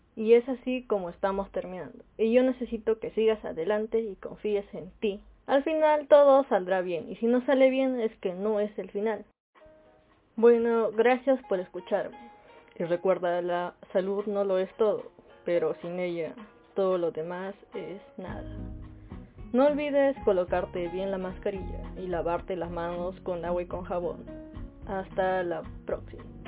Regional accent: Peru; soy de Perú

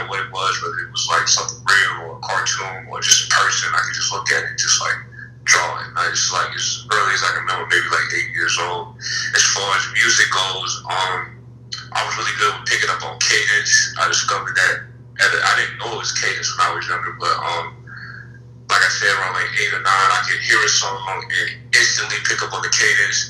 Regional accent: Charlotte, North Carolina, United States; I grew up in Charlotte, been my entire life.

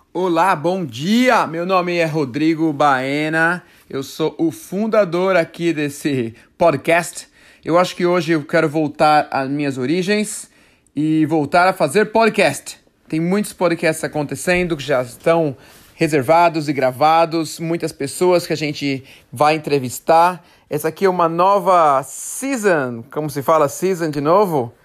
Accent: Brazil; now in United States; tava eu, ele e um outro brasileiro aqui nos Estados Unidos

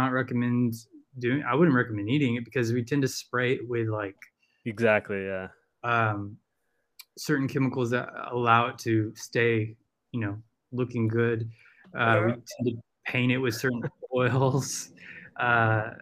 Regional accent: the South, United States; accent: Southern country; if I'm around a bunch of, you know, Southerners, I will start with my country accent

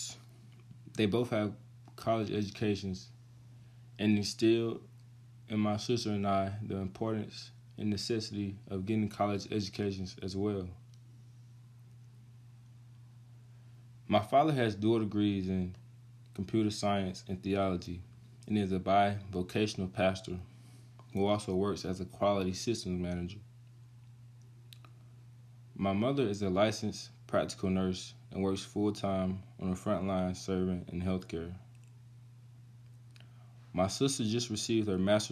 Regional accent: Carroll County, Georgia, United States; Carroll County, which is my hometown

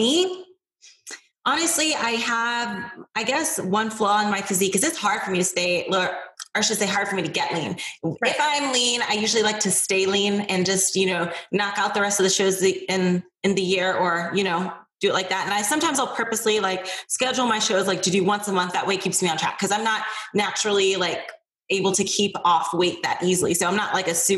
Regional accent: Akron, Ohio, United States; I was born and raised in Akron, Ohio

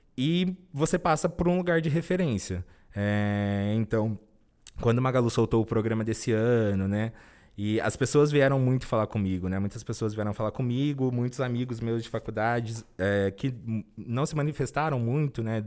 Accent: Cajobi, São Paulo, Brazil; also born or lived in Presidente Prudente; now in São Paulo, Brazil; Eu sou natural do interior do estado de São Paulo. Minha cidade chama Cajobi

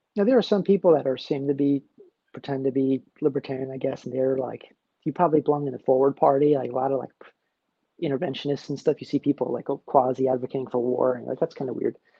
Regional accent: New Jersey, United States; moved away; I'm from New Jersey originally, so I'm from a blue state. I'm from a red area in a blue state

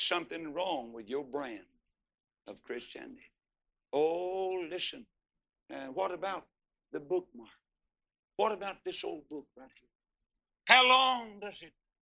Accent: Texas, United States; I'm from Texas

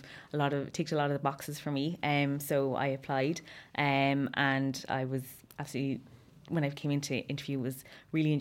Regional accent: Waterford, Munster, Ireland; moved away as an adult; now in Dublin, Ireland; I'm from Waterford originally, living in Dublin for the last 3 years.

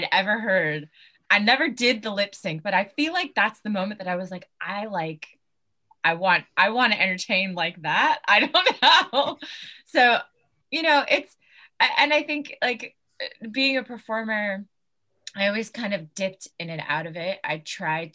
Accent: California, United States; moved away as an adult; now in United Kingdom; I grew up in California and spent most, if not all my life there

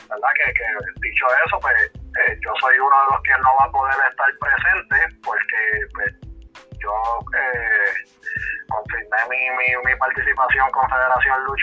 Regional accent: Cabo Rojo, Puerto Rico; nuestro pueblo de Cabo Rojo, que es de donde soy yo

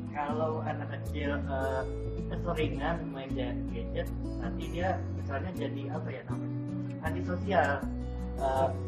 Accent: Java, Indonesia; biasanya sih kalau kan kalau saya kan Jawa

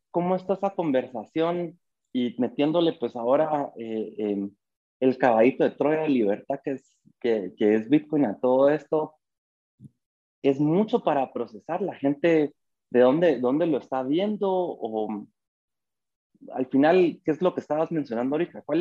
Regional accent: Guatemala; moved away; also born or lived in Europe; Yo soy guatemalteco, nací en Guatemala. Tuve, em, mi mamá se casó

